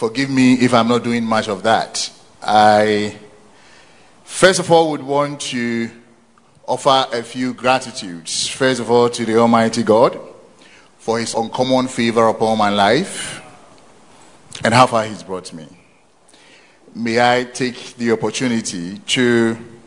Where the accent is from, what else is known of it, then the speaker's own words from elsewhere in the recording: Konongo, Ashanti, Ghana; also born or lived in Asante Akim, Ashanti; I spent most of my formative years in Konongo, also in Ashanti Achim. That is where I had my basic and secondary education